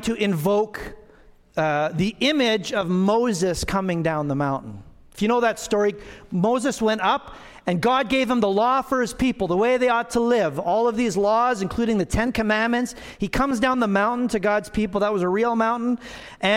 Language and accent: English; Alberta, Canada; now in Manitoba, Canada; I grew up in Alberta on the foothills.